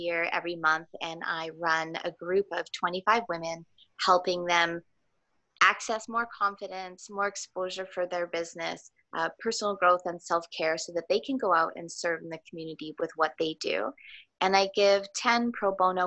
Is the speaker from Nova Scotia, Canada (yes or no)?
no; Thornhill, Ontario, Canada; also born or lived in Richmond Hill; I grew up in Thornhill. And I attended school both in Thornhill and Richmond Hill